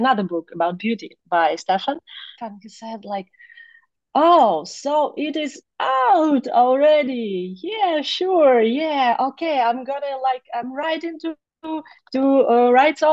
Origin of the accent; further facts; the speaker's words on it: Kyiv, Ukraine; I was born and raised in Kiev, which is main city